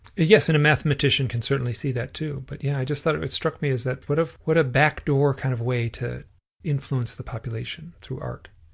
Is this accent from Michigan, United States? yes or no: yes; Michigan, United States; I'm from Michigan